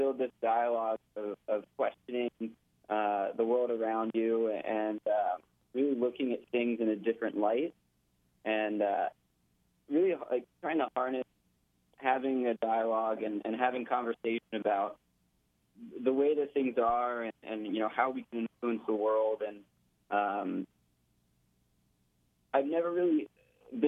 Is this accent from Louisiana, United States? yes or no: no; Austin, Texas, United States; also born or lived in Florida; I'm here now in Austin, Texas, my hometown